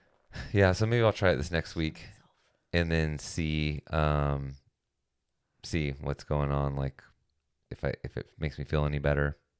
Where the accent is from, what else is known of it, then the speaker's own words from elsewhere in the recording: California, United States; as a Californian